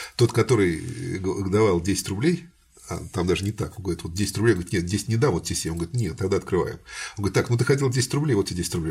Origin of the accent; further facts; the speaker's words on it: Samara, Samara Oblast, Russia; я, как самарец, считаю ее своей